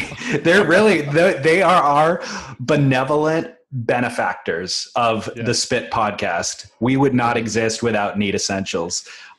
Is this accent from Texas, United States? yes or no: no; Long Beach, California, United States; now in Newport Beach, United States; Huntington Beach is not my hometown. Long Beach is my hometown, and I've since relocated. I'm a Newport Beach resident now.